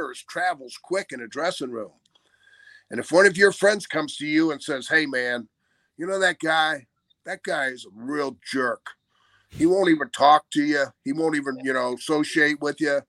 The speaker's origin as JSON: {"language": "English", "region": "Florida", "country": "United States", "said": "I'm from Florida."}